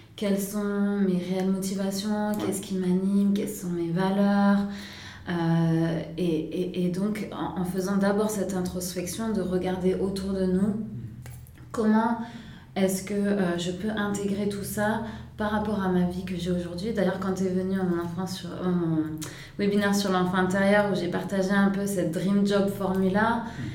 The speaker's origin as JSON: {"language": "French", "town": "Nice", "region": "Provence-Alpes-Côte d'Azur", "country": "France", "tie": "born or raised there", "also_born_or_lived": "Singapore / Lausanne", "moved": "as an adult", "said": "je viens de Nice. donc un endroit assez ensoleillé comme ici aujourd'hui à Lausanne. Euh, donc j'ai grandi euh, à Nice"}